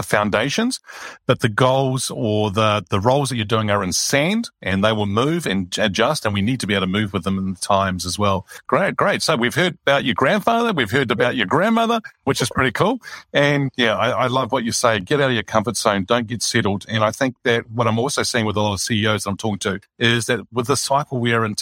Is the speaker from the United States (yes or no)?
no; Greece; Greece is where I originate from